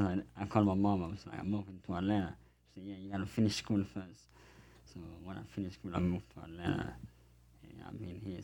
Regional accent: France; moved away as an adult; also born or lived in Africa; now in United States; I grew up in France

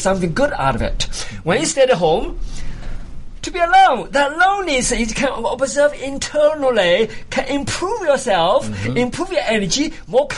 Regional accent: China; moved away as an adult; now in United States; I came from China. Of course, China, during my time, you know, I was an enemy of the country. I was born as an enemy of the country.

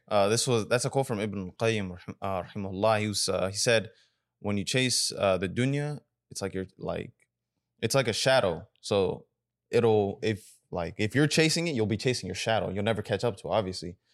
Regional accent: United States; we grew up in America

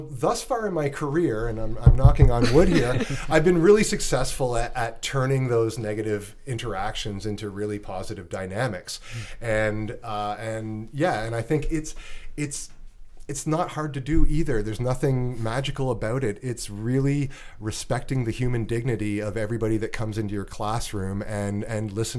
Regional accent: Canada

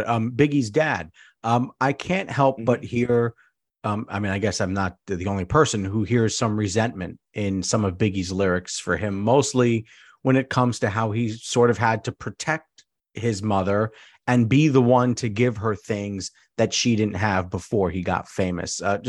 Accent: New York City, New York, United States; I was born and raised on I wasn't born on Sedgwick Avenue, but I was raised on Sedgwick Avenue, 3845 Sedgwick okay. Avenue

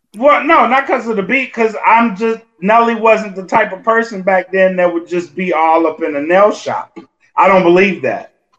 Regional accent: Louisiana, United States; I'm from Louisiana

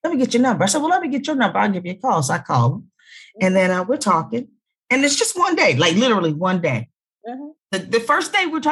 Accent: Philadelphia, Pennsylvania, United States; I was from Philly

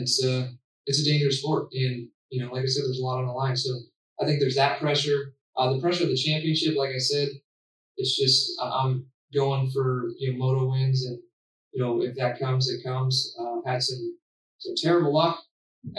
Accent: Pennsylvania, United States; Growing up in Pennsylvania, riding clay

